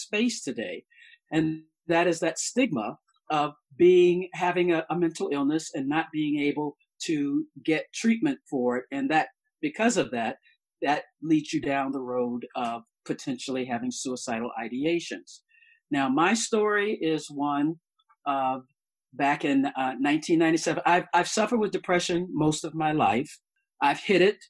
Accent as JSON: {"language": "English", "region": "the South", "country": "United States", "said": "I'm from the South"}